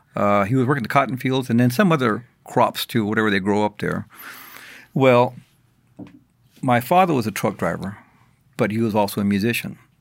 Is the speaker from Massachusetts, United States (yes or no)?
no; San Antonio, Texas, United States; moved away as an adult; also born or lived in Sanderson, Texas / The Dalles, Oregon; now in Oregon, United States; I grew up, started growing up in San Antonio, but I finished growing up in Oregon.